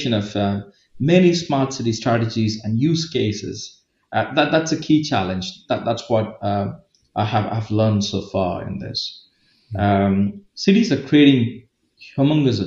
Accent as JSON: {"language": "English", "country": "India", "also_born_or_lived": "Pune, India / Dublin, Ireland / Middle East", "moved": "as an adult", "said": "I'm from India"}